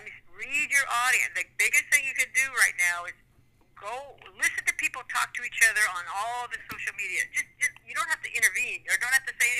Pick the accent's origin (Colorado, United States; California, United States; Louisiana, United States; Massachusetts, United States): California, United States; Southern; also born or lived in Lynwood, California / Los Angeles; Now, I'm born and raised in Southern California. That's where I'm from. Manhattan Beach, Redondo Beach.